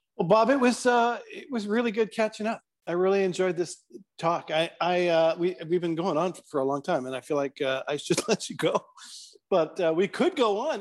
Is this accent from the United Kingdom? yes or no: no; Canada; as a Canadian where I don't really have a horse in this race politically